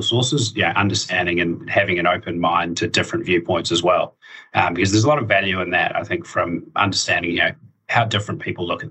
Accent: Dunedin, Otago, New Zealand; moved away as an adult; now in Auckland, New Zealand; I'm originally from Dunedin. So I moved up to Auckland a few years ago now

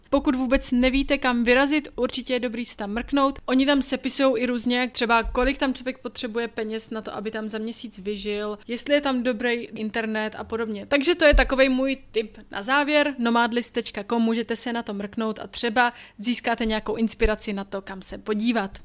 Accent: Czechia; moved away; odkud pocházíte, což pro nás je Česko

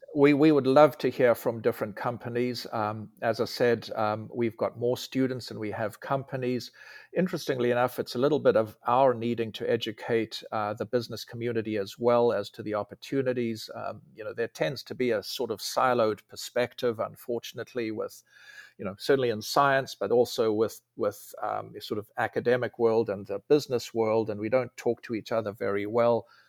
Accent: South Africa; moved away as an adult; also born or lived in Germany / Delaware / California; now in Huntsville, United States; I grew up in South Africa.

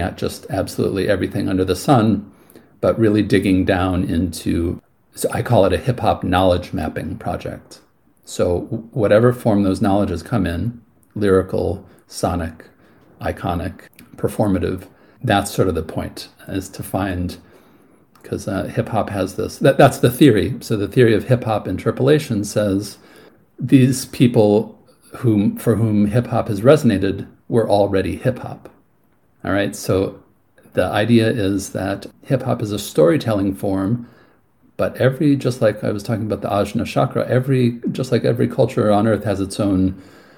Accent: California, United States; moved away as an adult; also born or lived in Cambridge; now in Cork, Ireland; I was born in California

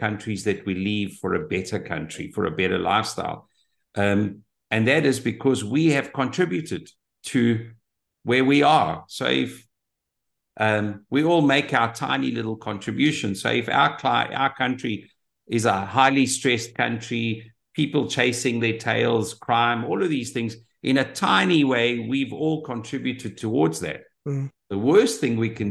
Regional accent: South Africa; moved away as an adult; now in Portugal; As a South African

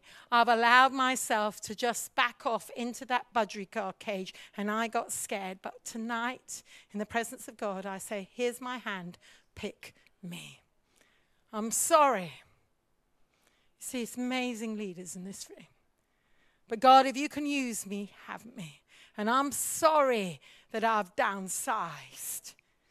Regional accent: India; also born or lived in Africa; now in United Kingdom; my problem was I grew up in India as a mish kid, missionary child, preacher's kid. Then I went to Africa and I served in Africa. We'd always been in pioneering situations. Then we came back to Britain.

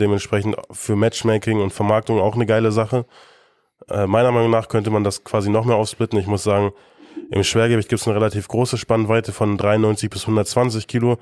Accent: Germany; wir sind Deutsche.

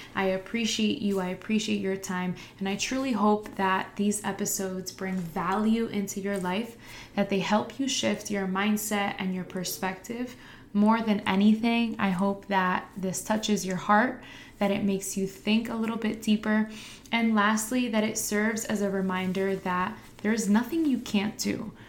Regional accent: Harrison, New Jersey, United States; I teach in my hometown where I also went to school

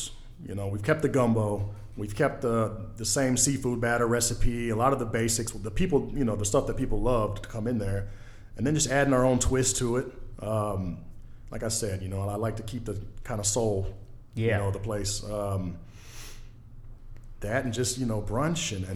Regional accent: Daphne, Alabama, United States; also born or lived in Mobile, Alabama; Born in Mobile, grew up in Daphne. Went to Daphne High School.

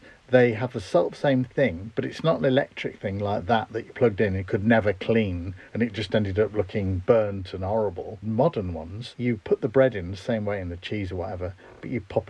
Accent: Grimsby, Yorkshire and the Humber, United Kingdom; Is that simply because I come from Grimsby, do you think?

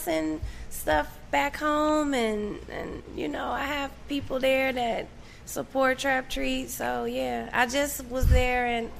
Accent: Texas, United States; I'm from Texas.

